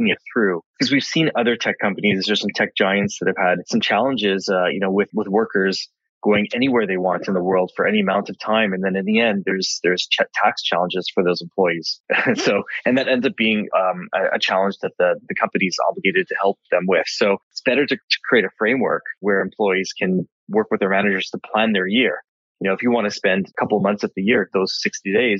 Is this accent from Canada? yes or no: yes; British Columbia, Canada; now in Montreal, Canada; being a British Columbian, a native British Columbian originally, I now live in Montreal